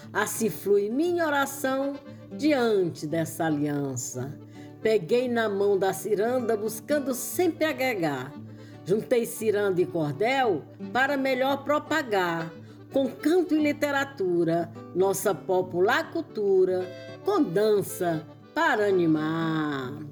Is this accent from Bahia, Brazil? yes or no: no; Poeiras, Ceará, Brazil; Eu nasci em Poeiras, terra boa é meu lugar. Sou cearense da gema, tenho orgulho de falar.